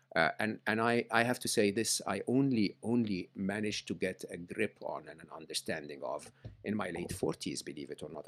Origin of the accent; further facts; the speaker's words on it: Egypt; I grew up in Egypt